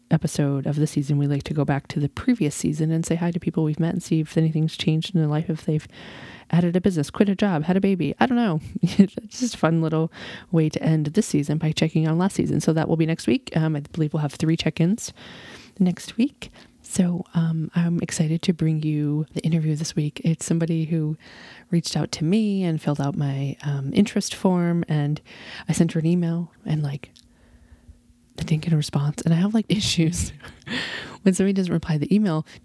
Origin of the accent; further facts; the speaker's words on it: Texas, United States; So I am a Texan born and bred.